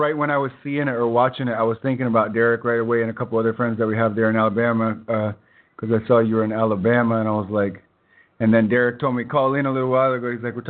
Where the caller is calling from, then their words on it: Honduras; So, yeah, we're calling in from Honduras down here.